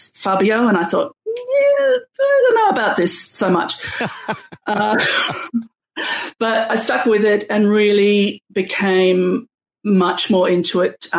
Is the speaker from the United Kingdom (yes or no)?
no; Sydney, New South Wales, Australia; I'm from Australia